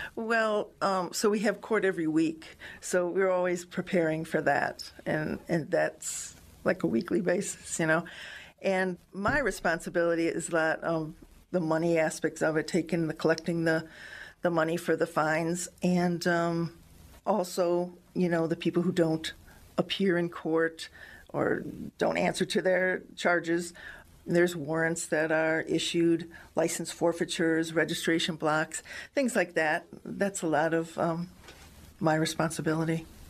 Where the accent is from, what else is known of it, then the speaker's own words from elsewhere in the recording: Strongsville, Ohio, United States; now in North Royalton, United States; I grew up in Strongsville, and then when I got married, I moved to North Royalton